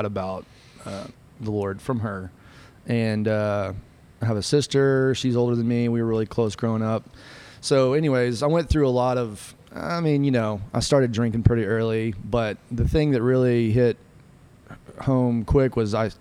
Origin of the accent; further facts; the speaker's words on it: San Angelo, Texas, United States; I'm originally from San Angelo, Texas, born and raised, West Texas